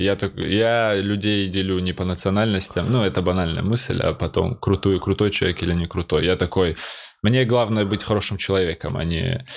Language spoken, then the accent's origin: Russian; North Ossetia–Alania, Russia; moved away as an adult; also born or lived in Georgia; now in Moscow, Russia; я грузин, который живет в Осетии